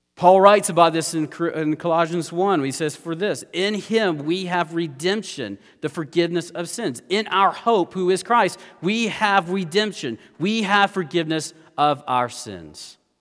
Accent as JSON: {"language": "English", "country": "United States", "said": "as Americans"}